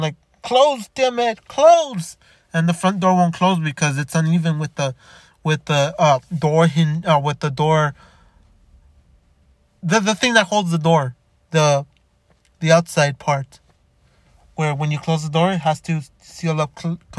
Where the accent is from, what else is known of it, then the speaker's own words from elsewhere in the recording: Los Angeles, California, United States; born there; also born or lived in Chicago / Downey; now in Montebello, United States; I lived in Chicago, I lived in Downey, I lived in Los Angeles, I was born in Boyle Heights, I lived in Montebello before living in where I live now in Montebello